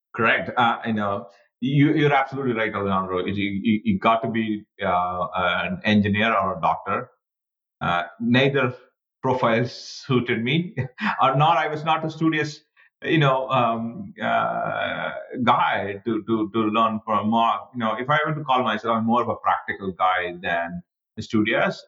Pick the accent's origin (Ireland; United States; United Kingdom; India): India; moved away as an adult; I was born and raised in India